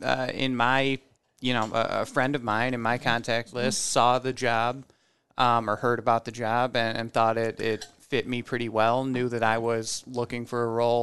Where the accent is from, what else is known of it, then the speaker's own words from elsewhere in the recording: Buffalo, New York, United States; also born or lived in Dallas, Texas; now in Omaha, United States; I'm originally from Buffalo, New York, but I came here from Dallas, Texas, and have been several places in between. Had never set foot in Nebraska before coming in and starting the job 6 months